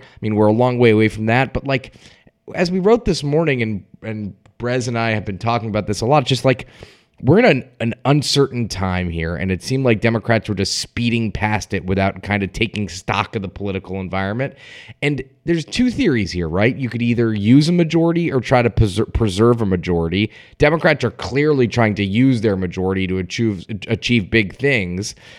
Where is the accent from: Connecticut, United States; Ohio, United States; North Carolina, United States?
Connecticut, United States; Stamford; the Stamford, Connecticut mayoral race, my hometown